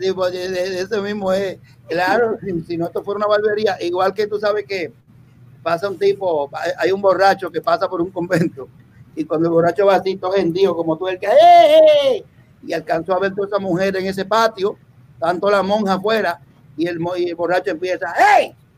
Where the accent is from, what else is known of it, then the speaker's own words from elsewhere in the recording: Puerto Rico; also born or lived in Dominican Republic; yo me crié en Puerto Rico. Yo vine a Puerto Rico un niño